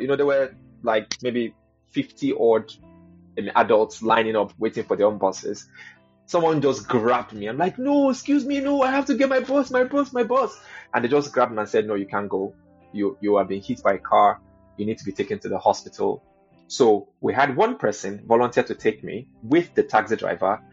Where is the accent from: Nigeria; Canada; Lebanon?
Nigeria; Lagos; moved away as an adult; also born or lived in Kaduna; now in United Kingdom; I grew up in Lagos, um, in the 80s